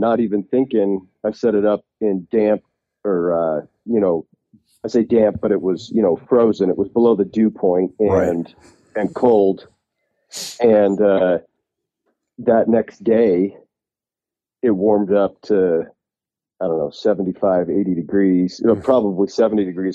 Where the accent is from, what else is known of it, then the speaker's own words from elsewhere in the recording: Utah, United States; I'm from Utah